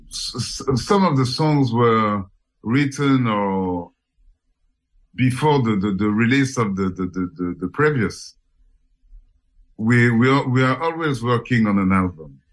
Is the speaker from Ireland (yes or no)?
no; Senegal; also born or lived in Cameroon; now in Paris, France; From Cameroon. And I was raised in Senegal